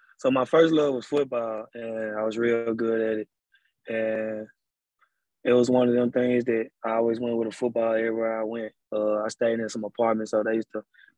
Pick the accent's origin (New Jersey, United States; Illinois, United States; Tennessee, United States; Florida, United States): Tennessee, United States; Memphis; Growing up in Memphis is different from other places